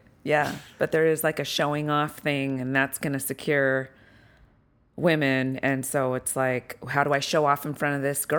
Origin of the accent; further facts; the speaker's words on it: Utah, United States; No, or? I grew up in Utah.